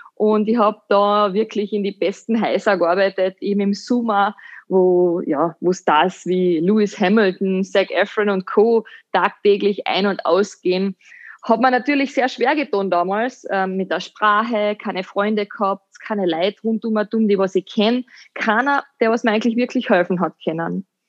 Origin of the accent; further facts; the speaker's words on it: Hüttenberg, Carinthia, Austria; moved away as an adult; also born or lived in London / Dubai; Ich bin eine äh, Kärntnerin, eine waschechte, gebürtige Hüttenbergerin und ich bin in einem kleinen Dorf in St. Martin am Silberberg groß geworden